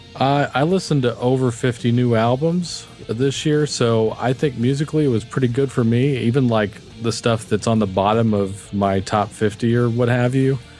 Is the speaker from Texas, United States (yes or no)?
yes; Texas, United States; I'm from Texas